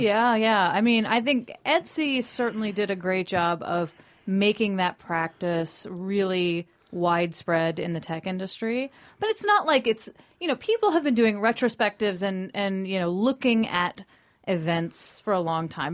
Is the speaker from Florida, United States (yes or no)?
yes; Tallahassee, Florida, United States; also born or lived in Washington, D.C.; I was born in D.C. but raised in Tallahassee, Florida